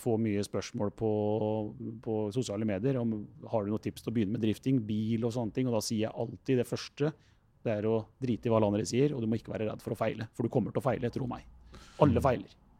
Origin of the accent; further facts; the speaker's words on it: Rakkestad, Østfold, Norway; Jeg er jo fra Rakkestad